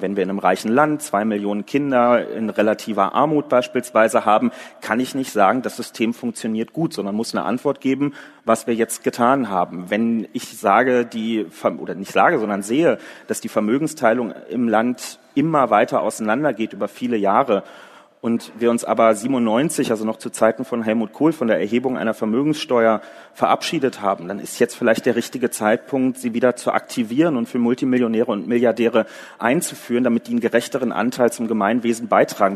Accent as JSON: {"language": "German", "region": "Berlin", "country": "Germany", "tie": "born or raised there", "said": "In Berlin, was ja nun mal auch meine Heimatstadt ist und wo ich auch in der SPD organisiert bin"}